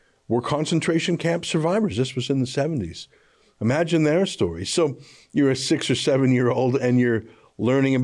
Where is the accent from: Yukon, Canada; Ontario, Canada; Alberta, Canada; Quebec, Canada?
Alberta, Canada; I grew up in Alberta, of course, which is a lot of Ukrainian Canadians